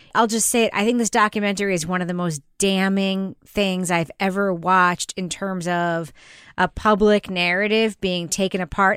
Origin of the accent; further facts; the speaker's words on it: New York, United States; I grew up in New York.